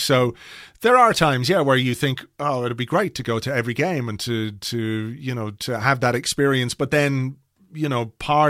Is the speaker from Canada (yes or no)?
no; England, United Kingdom; also born or lived in Croydon; I'm not from, even though I was born in Croydon. And grew up in England.